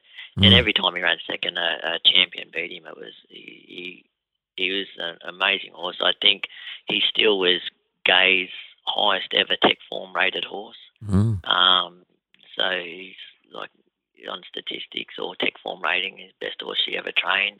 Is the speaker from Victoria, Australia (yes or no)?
no; Wagga Wagga, New South Wales, Australia; a kid growing up in Wagga